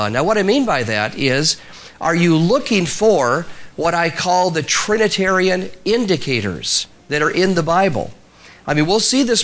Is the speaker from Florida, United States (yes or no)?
no; Spokane, Washington, United States; moved away; I grew up in Spokane, Washington, a long ways from here, northwest United States, but my dad was from Georgia.